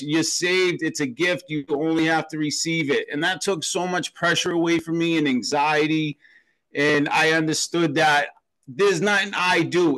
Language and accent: English; Boston, Massachusetts, United States; I grew up in Boston, Massachusetts